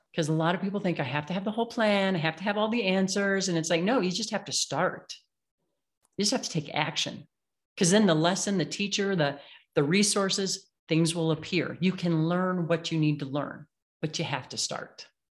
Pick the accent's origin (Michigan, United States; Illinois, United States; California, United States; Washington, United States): Illinois, United States; moved away; I grew up in the Midwest, right, in Illinois, where everything's flat